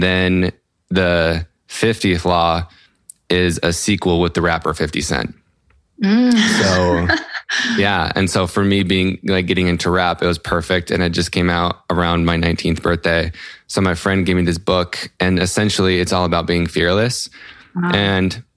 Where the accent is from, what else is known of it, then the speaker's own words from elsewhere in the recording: Salt Lake City, Utah, United States; I'm from Salt Lake City, Utah in the US.